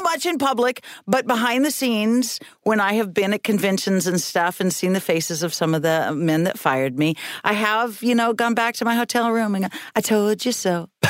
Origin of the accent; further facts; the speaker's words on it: Reedsport, Oregon, United States; moved away as an adult; also born or lived in North Bend / Eugene / Seattle / Boston; I went from Reedsport, my hometown